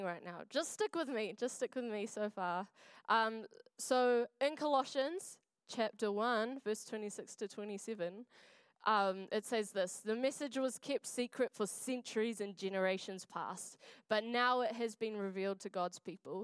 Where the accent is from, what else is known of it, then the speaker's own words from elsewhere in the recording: Wainuiomata, Wellington, New Zealand; now in Dunedin, New Zealand; I am from Wellington. I grew up in a little place called Nainai.